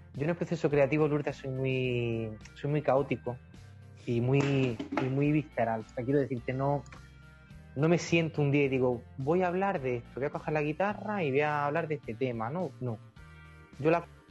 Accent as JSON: {"language": "Spanish", "town": "Fiñana", "region": "Andalusia", "country": "Spain", "tie": "born or raised there", "said": "somos una banda compuesta por cuatro chicos de Fiñana, de mi pueblo, de Almería."}